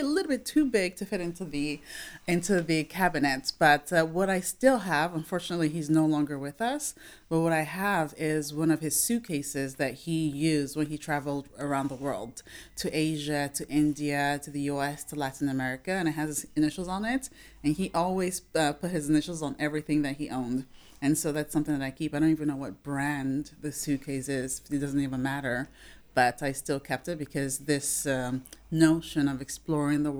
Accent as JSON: {"language": "English", "region": "Lagos", "country": "Nigeria", "tie": "born or raised there", "also_born_or_lived": "United States", "moved": "yes", "said": "I was born and raised in Lagos, Nigeria"}